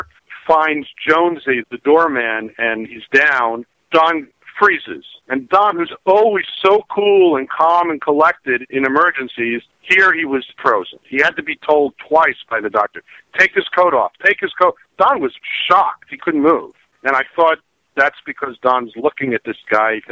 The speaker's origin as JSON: {"language": "English", "town": "New York City", "region": "New York", "country": "United States", "tie": "born or raised there", "said": "growing up in New York City"}